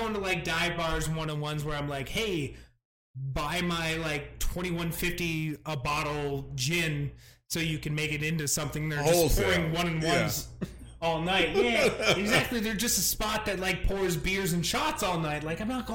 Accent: Adirondack Mountains, New York, United States; moved away; I grew up in the Adirondack Mountains

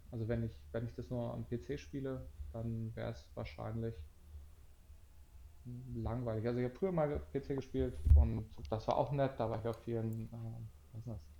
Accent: Hanover, Lower Saxony, Germany; Ja, ich komme aus Hannover.

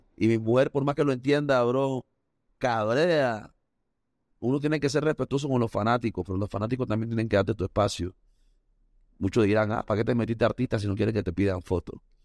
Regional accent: Panama; also born or lived in Costa Rica; Yo nací en Panamá y después me fui a Costa Rica a vivir un par de años y después regresé a Panamá

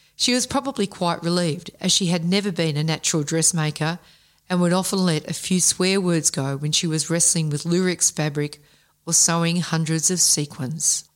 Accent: Melbourne, Victoria, Australia; growing up in Melbourne's western suburbs in the fifties, sixties and seventies, as we did

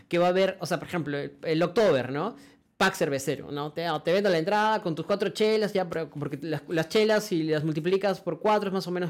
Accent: Cusco, Peru; nosotros que venimos de Cusco

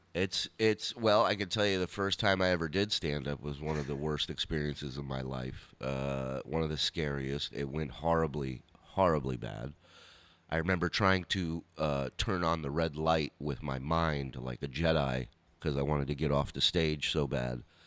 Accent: Los Angeles, California, United States; also born or lived in Arizona; we lived in, in the San Fernando Valley

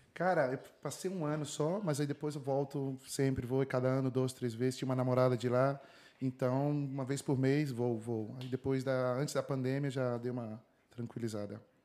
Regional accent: Ribeirão Preto, São Paulo, Brazil; moved away as an adult; also born or lived in Brasília / Brussels, Belgium; now in Madrid, Spain; Eu sou de Ribeirão Preto, interior de São Paulo. Na verdade, nasci em Brasília e cresci em Ribeirão Preto

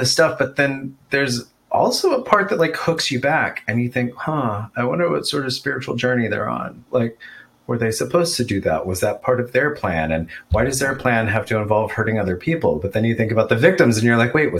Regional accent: Texas, United States; I grew up in Texas

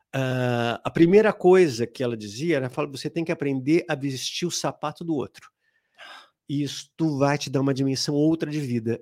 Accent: São Paulo, Brazil; also born or lived in Ipiranga, São Paulo; eu saí lá da Zona Norte. Eu nasci em Ipiranga, mas aí fui morar na Zona Norte, ah, na Vila Gustavo.

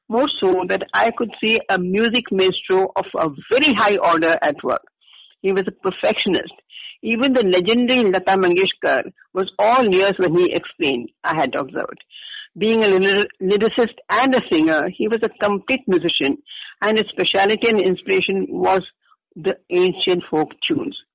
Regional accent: Kerala, India; Bhupenda even highlighted the similarities between Assam and Kerala, which happens to be my home state.

